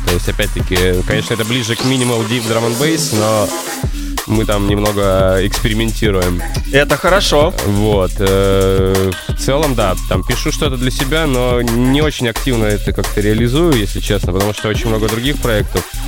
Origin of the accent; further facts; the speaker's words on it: Magadan, Magadan Oblast, Russia; now in Moscow, Russia; мы вообще земляки из Дальнего Востока, оба он с Владивостока, я с Магадана